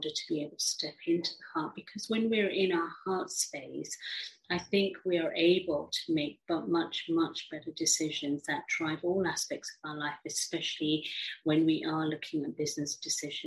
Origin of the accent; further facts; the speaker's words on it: England, United Kingdom; also born or lived in Africa; I grew up in England, although I was born in Africa from an Indian background